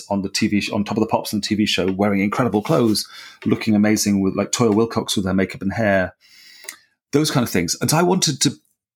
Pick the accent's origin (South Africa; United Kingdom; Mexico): United Kingdom; South West England; I was born in the South and grew up in the Southwest of England